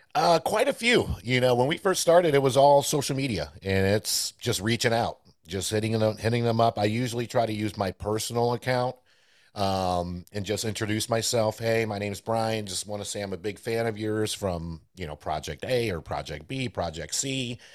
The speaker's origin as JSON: {"language": "English", "town": "Johnson City", "region": "New York", "country": "United States", "tie": "born or raised there", "first_language": "Spanish", "second_language": "English", "moved": "yes", "lives_now": "Greensboro, United States", "said": "I grew up in Johnson City, New York"}